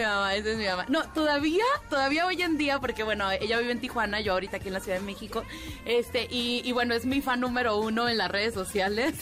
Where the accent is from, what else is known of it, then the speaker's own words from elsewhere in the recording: Cuba; moved away; toda mi infancia fue en Cuba, te puedo decir que me sabía las caricaturas cubanas